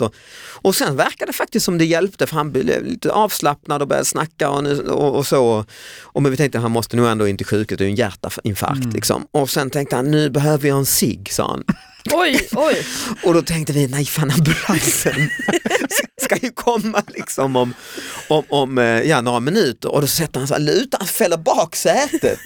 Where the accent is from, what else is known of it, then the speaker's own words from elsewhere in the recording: Lund, Skåne, Sweden; i min hemstad Lund